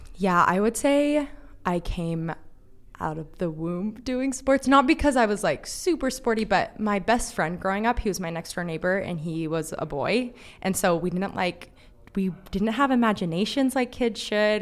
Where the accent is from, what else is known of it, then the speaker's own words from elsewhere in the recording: Palm Springs, California, United States; So I'm from Palm Springs, California